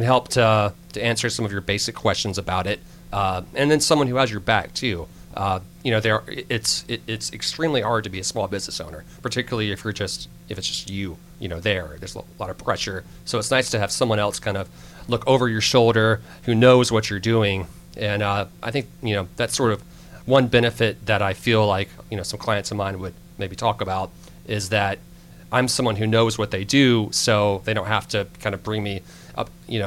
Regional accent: Alabama, United States; moved away; I'm actually originally from Alabama

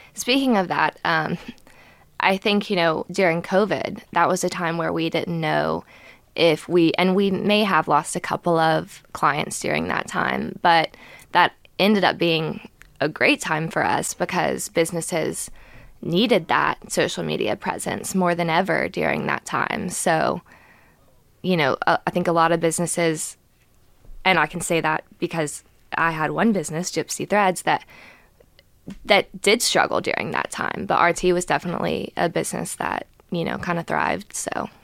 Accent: Gainesville, United States; I'm from Gainesville

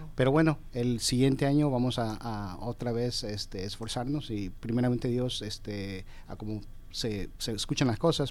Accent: Houston, Texas, United States; moved away as an adult; also born or lived in Georgia; now in Atlanta, United States; yo me crié en Houston, Texas

